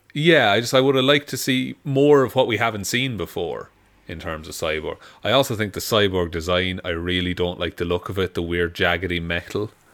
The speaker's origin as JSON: {"language": "English", "country": "Ireland", "said": "being Irish"}